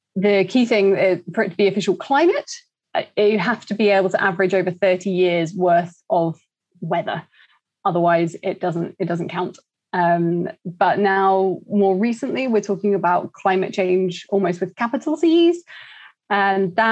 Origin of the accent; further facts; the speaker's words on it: Croydon, London, United Kingdom; also born or lived in East Anglia; I grew up in Croydon, so a little shout out for South London there.